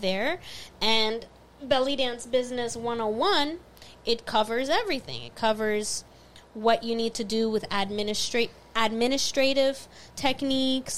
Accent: Florida, United States; I'm from Florida

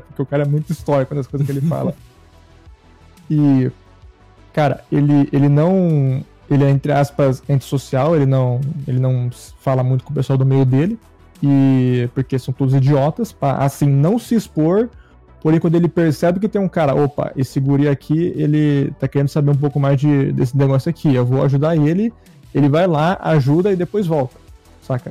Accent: São Paulo, Brazil; eu sou do estado de São Paulo

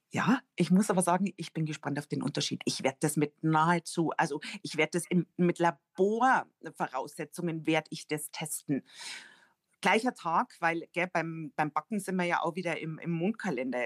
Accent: Rosenheim, Bavaria, Germany; Fürstädt ist ein Ortsteil von Rosenheim und ich bin da auch ganz in der Nähe aufgewachsen

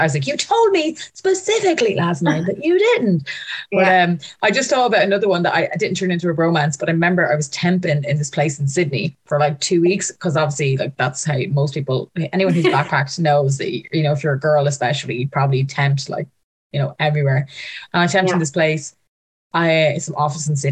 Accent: Ireland; I'm from Ireland.

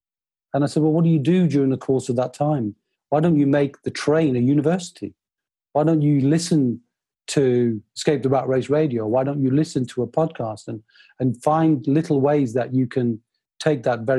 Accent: Newcastle upon Tyne, North East England, United Kingdom; I'm a Northeasterner. I grew up in Newcastle.

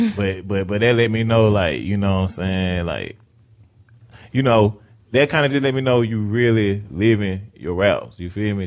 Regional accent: Riverdale, United States; I'm from Riverdale

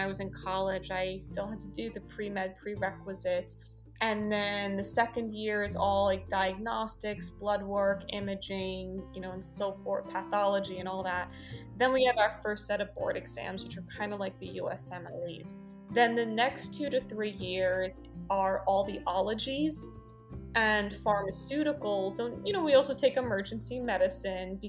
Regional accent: New York City, New York, United States; I grew up on the Upper East Side of New York City

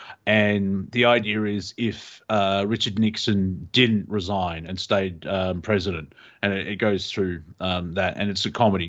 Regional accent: Australia; we're Australian

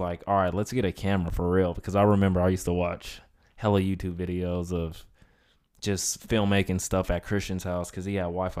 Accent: Inland Empire, California, United States; I'm from the Inland Empire. Shout out to the nine oh nine

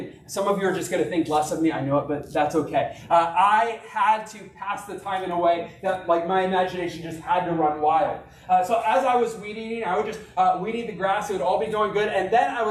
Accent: Arkansas, United States; I grew up in Arkansas

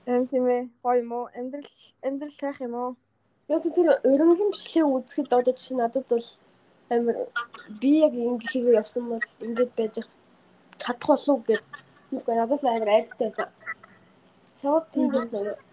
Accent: Mongolia; now in United States; Уг нь бол шууд хар орноос би Америк руу яваагүй штеп.

